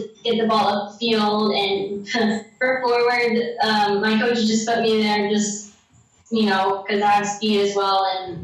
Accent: San Antonio, Texas, United States; I grew up here in San Antonio

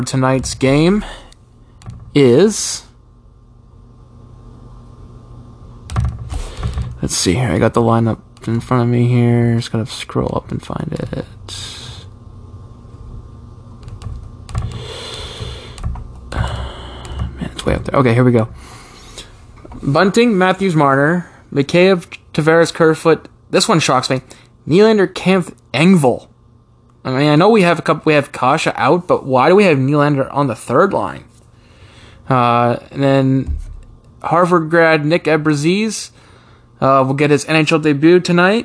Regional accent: Canada; You're my home country. Always will be, but my background is England

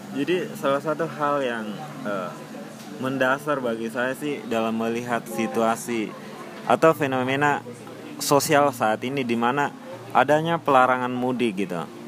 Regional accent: Makassar, South Sulawesi, Indonesia; moved away as an adult; now in Yogyakarta, Indonesia; Saya asalnya dari Sulawesi

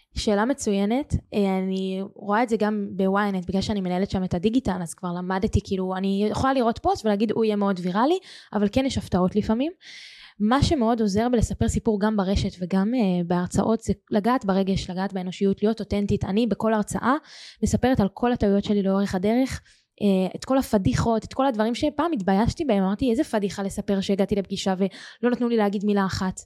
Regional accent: Nir Etzion, Haifa District, Israel; moved away as an adult; also born or lived in Toronto; now in Tel Aviv, Israel; אני במקור מקיבוץ ניר עציון, זה יישוב יפהפה בחוף הכרמל, והיום אני גרה בתל אביב

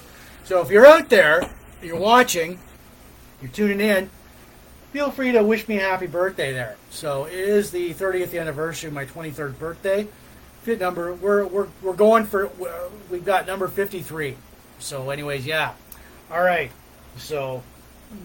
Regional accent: Port Elgin, Ontario, Canada; now in Sarnia, Canada; Port Elgin, Ontario, Canada. Port Elgin, my hometown

